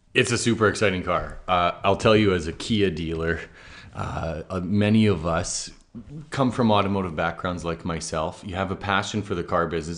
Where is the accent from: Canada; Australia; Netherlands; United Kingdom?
Canada; as a Canadian who's previously sold B M Ws